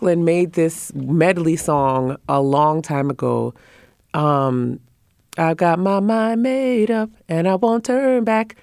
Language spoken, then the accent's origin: English; Trinidad & Tobago; I'm from the Caribbean and mm. um, Trinidad to be very specific, Trinidad and Tobago